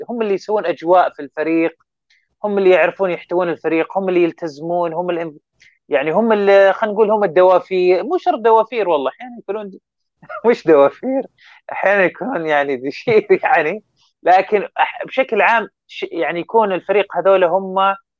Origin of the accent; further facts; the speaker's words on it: Saudi Arabia; ودنا يكون لنا دور اكثر كسعوديين